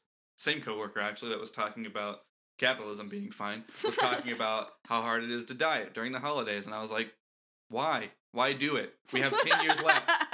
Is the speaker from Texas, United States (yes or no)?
no; Florida, United States; moved away as an adult; I left Florida because for a lot of reasons. I moved for college, actually.